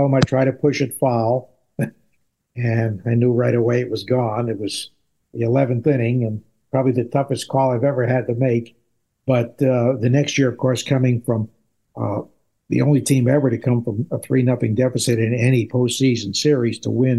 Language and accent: English; Connecticut, United States; When I was a kid, and I grew up in Connecticut, much closer to New York, I was a Yankee fan, I have to admit.